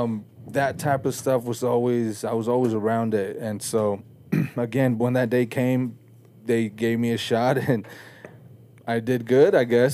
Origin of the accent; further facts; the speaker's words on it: Salt Lake City, Utah, United States; also born or lived in Mexico City, Mexico; grew up in Salt Lake City. Uh, I was born in Mexico, Mexico City.